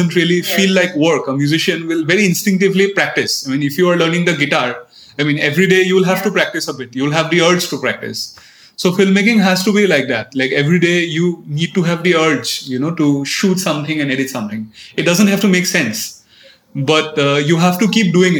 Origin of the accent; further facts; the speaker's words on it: Assam, India; moved away; also born or lived in Delhi; I'm from Assam. I went to an English medium school, which you know, so my I was a little alienated from my own culture. Because in almost every English medium schools in Assam